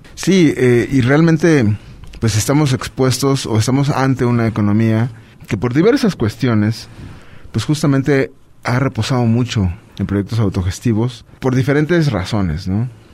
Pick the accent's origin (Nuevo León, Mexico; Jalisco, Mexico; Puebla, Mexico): Puebla, Mexico